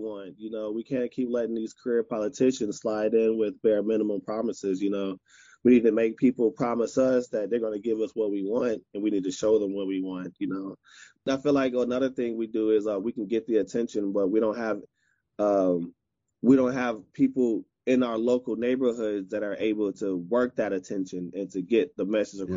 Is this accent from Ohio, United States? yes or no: no; Chicago, Illinois, United States; I'm from Chicago